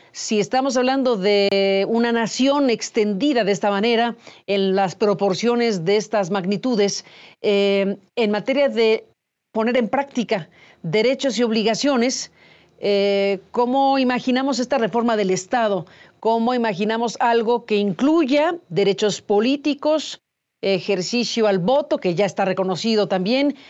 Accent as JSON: {"language": "Spanish", "country": "Mexico"}